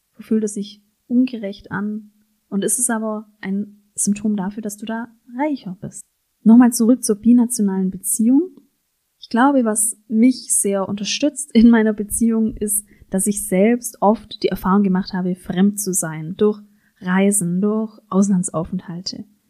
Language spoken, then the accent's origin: German; Germany; ich als Deutsche eben sehr individualistisch auch sozialisiert bin